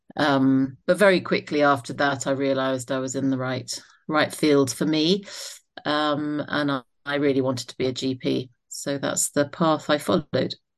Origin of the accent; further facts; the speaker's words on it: Isle of Wight, South East England, United Kingdom; moved away as an adult; also born or lived in South London; I was born in South London. My mum was a nurse and my dad was a surgeon, uh, one brother and one sister. We moved to the Isle of Wight when I was about nine years old